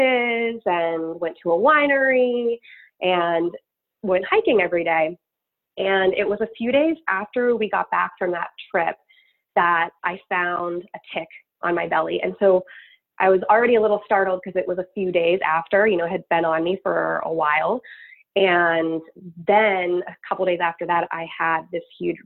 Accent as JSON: {"language": "English", "region": "Maryland", "country": "United States", "tie": "born or raised there", "also_born_or_lived": "Western Pennsylvania, near Pittsburgh", "moved": "yes", "lives_now": "Chicago, United States", "said": "I grew up in Maryland, Pennsylvania. So I was born in Southern Maryland, Chesapeake area"}